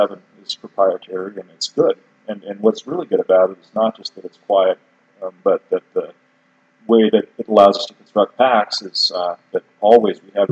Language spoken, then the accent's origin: English; central Idaho mountains, United States; also born or lived in Colorado; as a little kid, I grew up in Colorado, but then I grew up in the central Idaho mountains, you know, from teenage years on, and this is home for sure